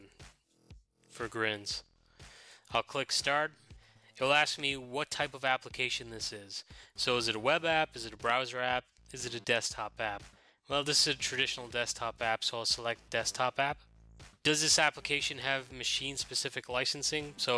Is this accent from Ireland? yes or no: yes; Ireland; moved away; my home country of Ireland